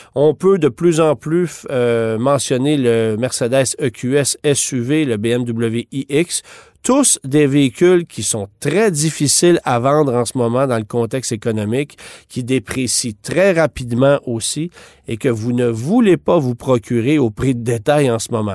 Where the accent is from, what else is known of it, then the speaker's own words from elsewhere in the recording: Canada; chez nous, au Canada